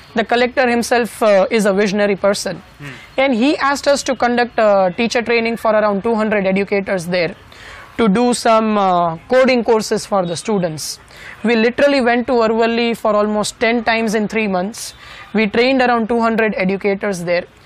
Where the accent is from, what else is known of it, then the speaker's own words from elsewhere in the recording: Rajkot, Gujarat, India; my hometown Rajkot